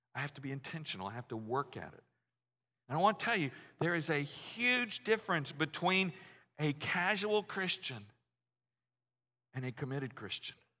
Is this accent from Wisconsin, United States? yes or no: no; Louisiana, United States; moved away; I grew up in Louisiana, so we were all Archie Manning fans